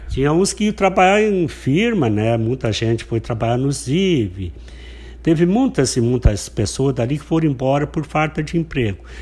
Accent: Santo Antônio da Patrulha, Rio Grande do Sul, Brazil; Eu nasci no Passo das Moças, divisa, divisa com a Costa Miraguai

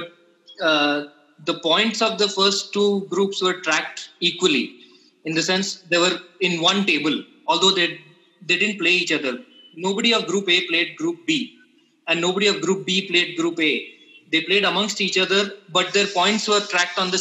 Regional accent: Puducherry, India; I'm from Pondicherry

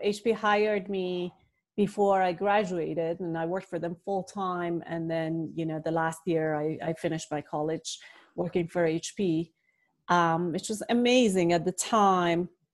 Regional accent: Iran; I was born and raised in the Middle East. I uh, grew up in Iran.

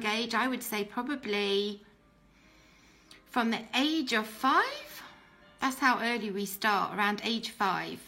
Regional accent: United Kingdom; accent: British; first language English; I was born in Islam and in a Pakistani family in Britain.

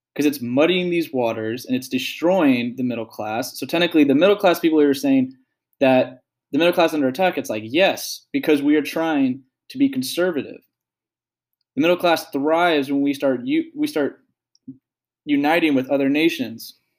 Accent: United States; as a young adult, as an American

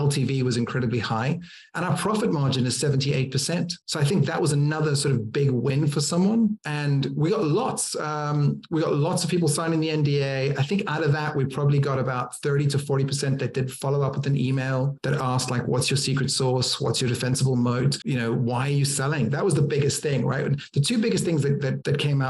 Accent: Cape Town, Western Cape, South Africa; now in United Kingdom; I'm originally from Cape Town, South Africa

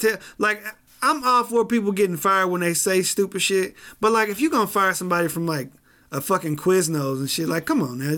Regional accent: Kansas City, Missouri, United States; as a kid growing up in Kansas City

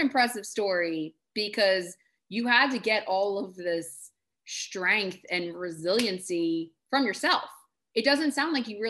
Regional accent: Bucks County, Pennsylvania, United States; I live in, I grew up in Bucks County, a very privileged area.

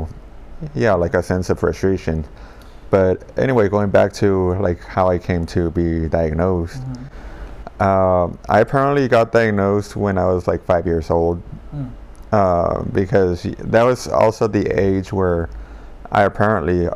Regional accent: Los Angeles, California, United States; I grew up in South

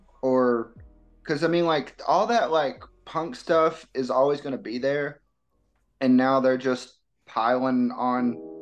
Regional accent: East Tennessee, United States; We're both born and raised in East Tennessee.

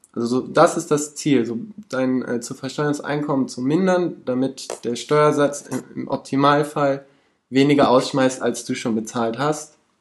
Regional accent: Cologne, North Rhine-Westphalia, Germany; Ich komme aus Köln

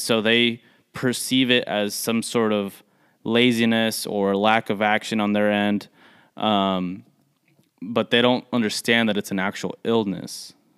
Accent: United States; the first generation that are born here, like us

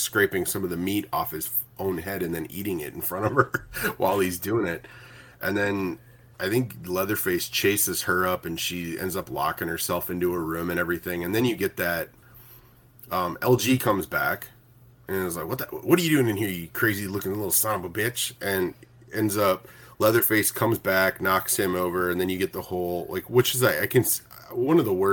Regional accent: Minnesota, United States; my hometown in Minnesota

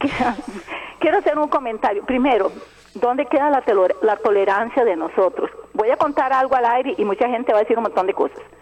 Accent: Alajuela, Costa Rica; yo soy de Alajuela y conozco muy bien a calle ancha

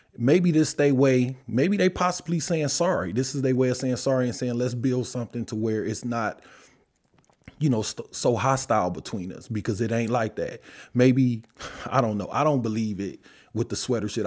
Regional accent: Detroit, Michigan, United States; I'm from Detroit

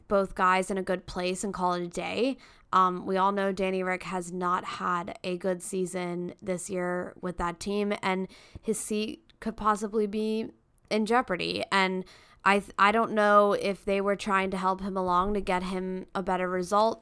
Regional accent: United States; we're American

